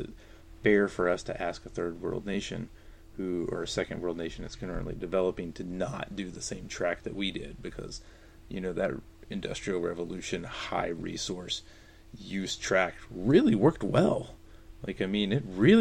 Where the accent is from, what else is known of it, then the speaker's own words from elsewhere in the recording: North Carolina, United States; I'm from North Carolina